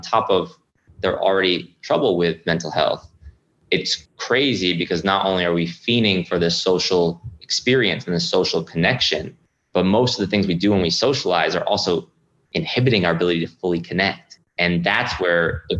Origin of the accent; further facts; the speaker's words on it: Rhode Island, United States; moved away as an adult; my hometown in Rhode Island